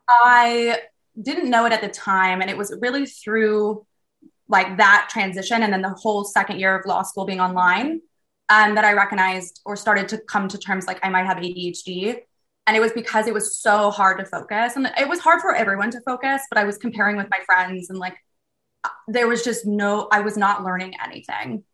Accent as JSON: {"language": "English", "region": "Southern California", "country": "United States", "moved": "yes", "said": "I'm from Southern California"}